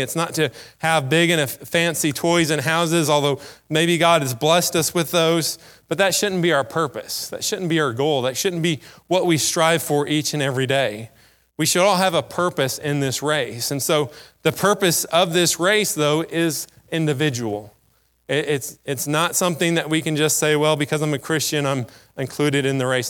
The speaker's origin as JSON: {"language": "English", "country": "United States", "said": "as an American"}